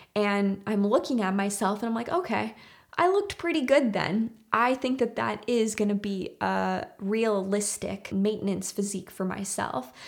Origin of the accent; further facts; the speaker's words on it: Canada; my home country, which is Canada